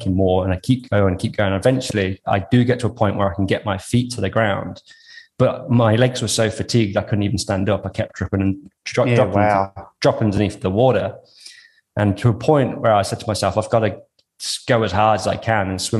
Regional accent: Coventry, West Midlands, United Kingdom; also born or lived in Western Australia; now in Australia; I grew up in Coventry in the UK, which is basically like the middle of the island

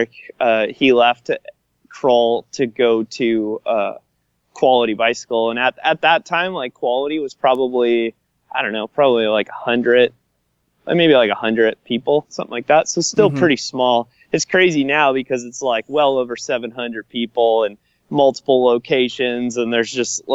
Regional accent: Minnesota, United States; I'm from Minnesota

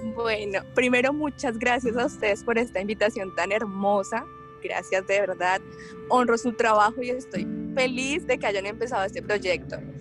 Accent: Colombia; soy abogada, soy colombiana

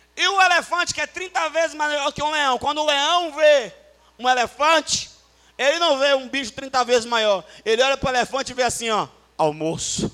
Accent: Salvador, Bahia, Brazil; Eu fui criado em Salvador

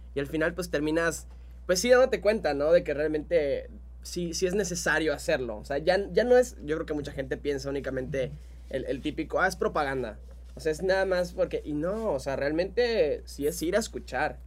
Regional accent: Mexico

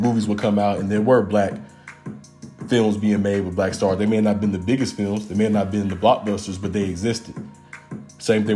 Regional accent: McDonough, Georgia, United States; also born or lived in East Point, Georgia; I was born in East Point, but I was kind of raised in McDonough, Georgia, which is in Henry County, about 35 minutes south of the city

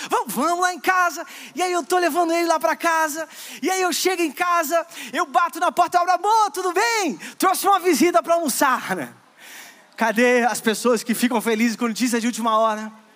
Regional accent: Rio de Janeiro, Brazil; moved away as an adult; now in São Paulo, Brazil; eu sou carioca

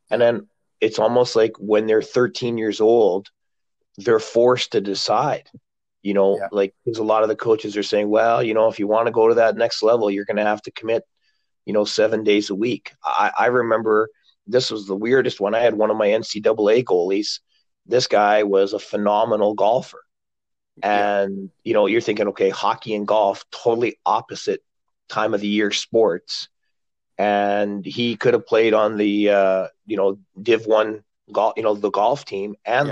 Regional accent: Glasgow, Scotland, United Kingdom; I was born in Glasgow

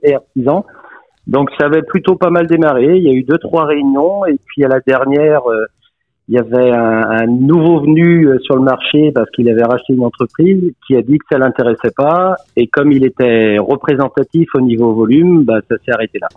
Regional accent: Brittany, France; on est très fiers de notre Bretagne

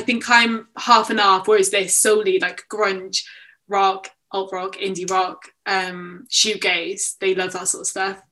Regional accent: Barry, Wales, United Kingdom; moved away as an adult; now in Cardiff, United Kingdom; I'm from Barry

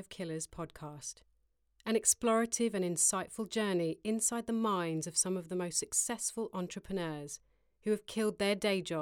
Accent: Ghana; now in United States; I'm Ghanaian. Both my parents are from Ghana, so yeah, I'm Ghanaian, man.

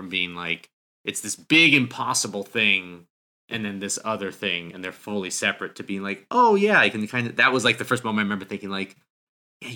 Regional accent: New Hampshire, United States; moved away; I grew up in New Hampshire

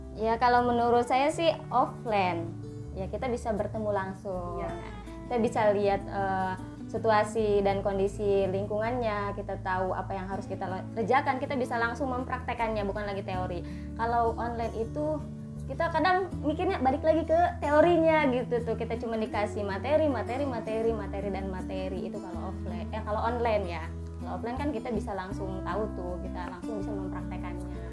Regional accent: Lebak Regency, Banten, Indonesia; saya berasal dari Kabupaten Lebak

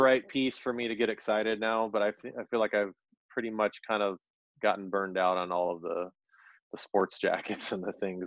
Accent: Orange County, California, United States; moved away as an adult; now in Minneapolis, United States; I'm from Orange County, California. I've lived in Minnesota for about eight years now.

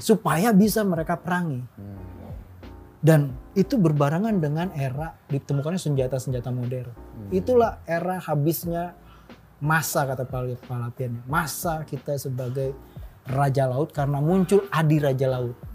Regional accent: Jakarta, Indonesia; Tuhan nurunin gue jadi orang Betawi

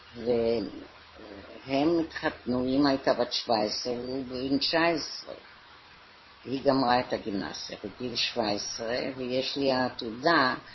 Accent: London, United Kingdom; moved away as an adult; also born or lived in Israel / Haifa; now in Tel Aviv, Israel; אנחנו באנו ב-1919 ללונדון

